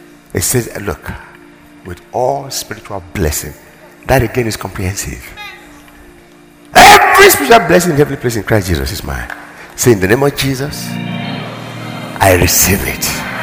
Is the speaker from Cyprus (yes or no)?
no; Nigeria; blessed as a Nigerian, blessed in my nation.